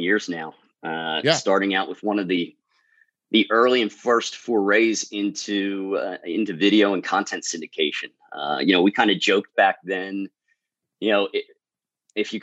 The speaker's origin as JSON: {"language": "English", "region": "New Jersey", "country": "United States", "said": "Southern Jersey. I am a Southern Jersey guy. So I am located about 20, 25 minutes outside of Philadelphia."}